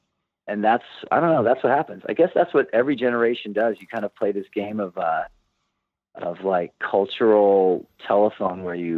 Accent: Santa Barbara, California, United States; moved away as an adult; also born or lived in Los Angeles; We grew up in Santa Barbara.

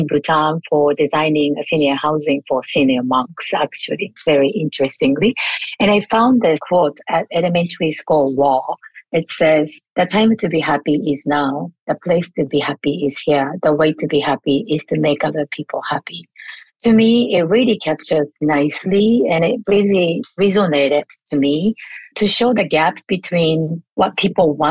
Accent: Japan; moved away; I was born and raised in Japan, and I grew up with four generation household

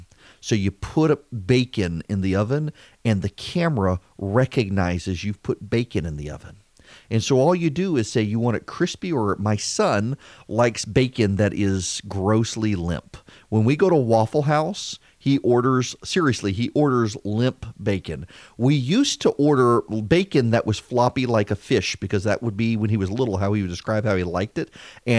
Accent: Dubai, United Arab Emirates; Seriously, we grew up in Dubai and we would travel abroad, and my mother would keep Heinz ketchup in her purse.

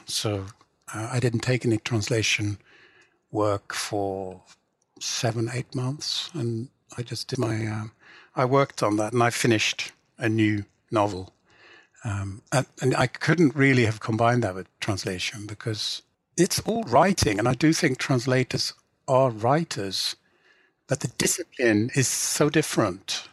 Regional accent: England, United Kingdom; first language English; I grew up in England and because I always wrote in English, it's kind of more my native language than Swedish

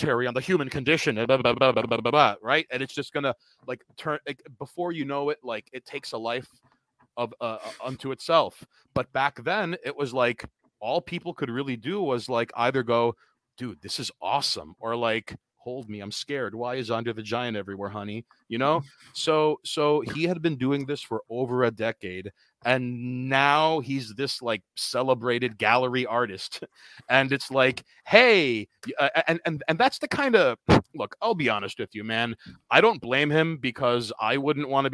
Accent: New York City, New York, United States; I'm from Queens

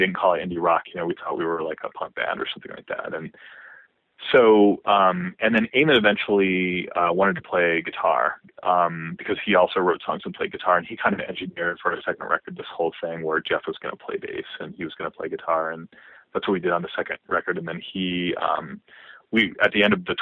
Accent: Harrisburg, Pennsylvania, United States; moved away; also born or lived in Boston / Washington, D.C.; I grew up in Harrisburg, not even in Harrisburg, but close

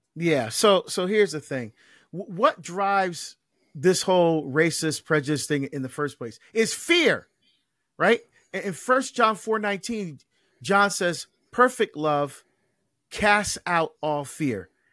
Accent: Barbados; now in United States; I was born in Barbados. Like I mentioned, I'm an immigrant.

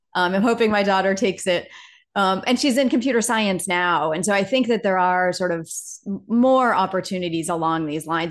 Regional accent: Laconia, New Hampshire, United States; moved away as an adult; I grew up in a sort of, I guess, a small city, about fifteen thousand people in the middle of New Hampshire. So, um, sort of a town called Laconia, New Hampshire

